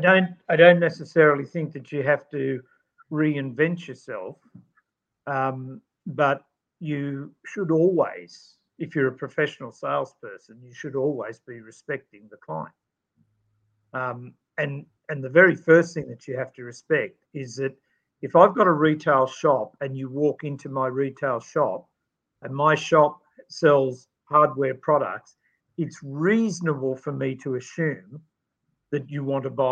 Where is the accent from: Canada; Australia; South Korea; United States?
Australia; accent: Aussie; my true Aussie accent